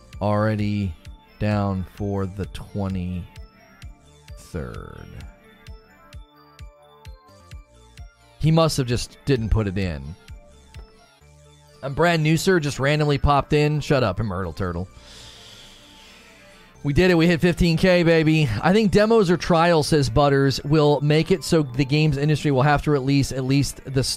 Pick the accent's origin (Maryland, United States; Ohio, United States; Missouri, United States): Ohio, United States; Northern; moved away as an adult; now in Louisville, United States; I'm originally from Northern Ohio. I'm in Louisville, Kentucky for officially this year